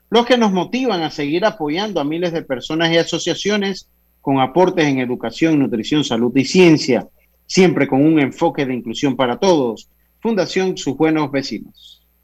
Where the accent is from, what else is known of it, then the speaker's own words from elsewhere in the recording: Santo Domingo, Los Santos, Panama; yo soy de Santo Domingo, así que somos ahí cerquita.